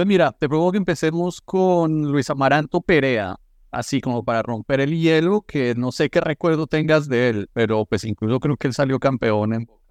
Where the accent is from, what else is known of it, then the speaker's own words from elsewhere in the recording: Colombia; yo como colombiano